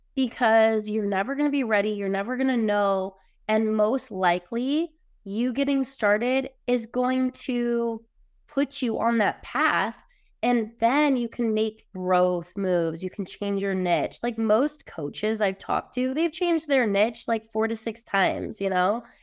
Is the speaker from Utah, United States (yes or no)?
yes; Utah, United States; I grew up in Utah, pretty much around a really religious, judgmental area, very small town